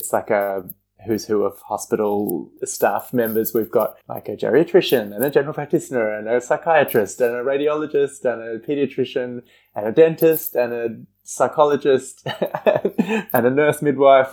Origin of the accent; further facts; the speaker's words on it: Perth, Western Australia, Australia; moved away as an adult; now in Melbourne, Australia; I moved to Melbourne from Perth, where I'd grown up and trained